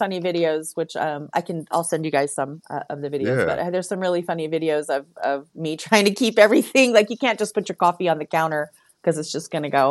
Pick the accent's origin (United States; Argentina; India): United States; San Francisco, California; I'm from San Francisco